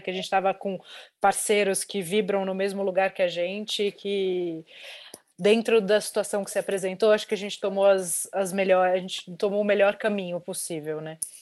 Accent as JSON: {"language": "Portuguese", "country": "Brazil", "said": "eu sou brasileira"}